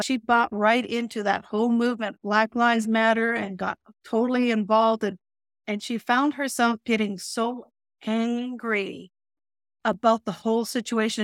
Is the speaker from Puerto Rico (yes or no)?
no; Calgary, Alberta, Canada; also born or lived in Holland; I grew up in Calgary